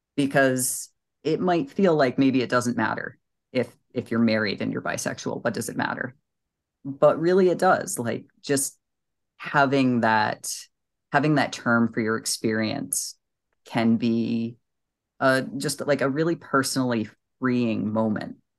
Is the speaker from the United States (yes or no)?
yes; New England, United States; I'm from New England and I speak very quickly.